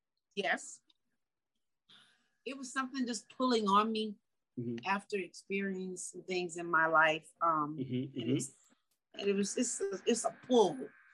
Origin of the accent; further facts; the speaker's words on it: South Carolina, United States; I'm actually from South Carolina.